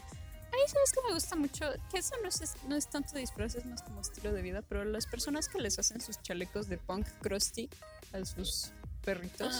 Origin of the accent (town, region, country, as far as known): Mexico